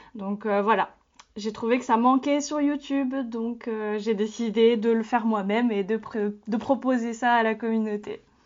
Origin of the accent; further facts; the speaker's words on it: France; je suis née en France, donc je suis française